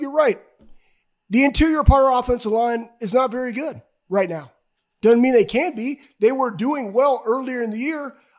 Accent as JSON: {"language": "English", "region": "Iowa", "country": "United States", "tie": "born or raised there", "said": "I was born in Iowa"}